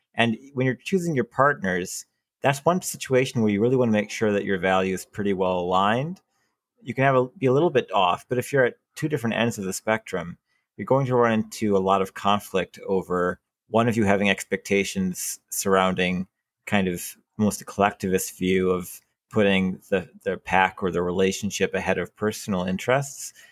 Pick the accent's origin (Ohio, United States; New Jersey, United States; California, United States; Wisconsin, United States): Wisconsin, United States; moved away; I was raised in Wisconsin and people bleed green and gold in Wisconsin